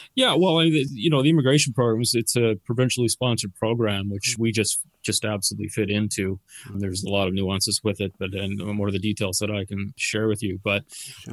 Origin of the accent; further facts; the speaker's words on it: Dartmouth, Nova Scotia, Canada; moved away as an adult; also born or lived in Bedford; now in Cape Breton, Canada; I'm not originally from here. Uh, I'm from Dartmouth, actually